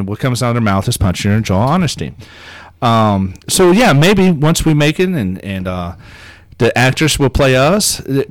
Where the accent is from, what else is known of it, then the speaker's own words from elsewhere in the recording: South Africa; And I'm from South Africa and I'm a Jew, so yeah.